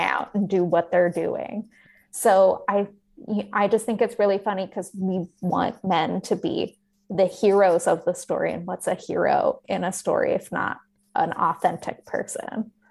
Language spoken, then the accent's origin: English; the West, United States; I grew up in the West